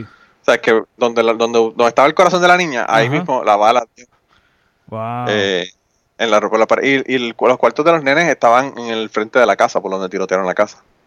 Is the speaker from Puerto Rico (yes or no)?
yes; Utuado, Puerto Rico; Y yo nací, me crié en Utuado. Eh, estudié allá en Utuado hasta que terminé la universidad.